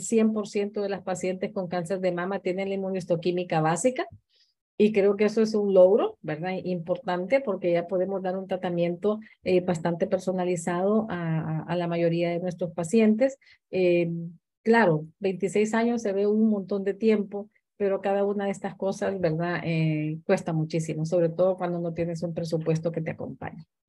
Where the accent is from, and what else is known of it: Honduras; also born or lived in Guatemala